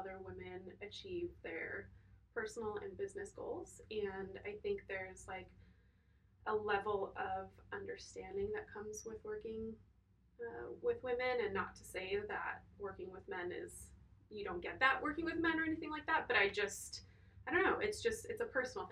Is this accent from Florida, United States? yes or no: no; Chandler, Arizona, United States; also born or lived in Croatia; In the valley, so like Chandler, Tempe area